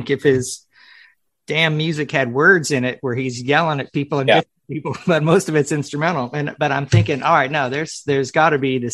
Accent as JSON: {"language": "English", "area": "Palm Beach County", "region": "South Florida", "country": "United States", "tie": "born or raised there", "said": "I grew up in South Florida in Palm Beach County"}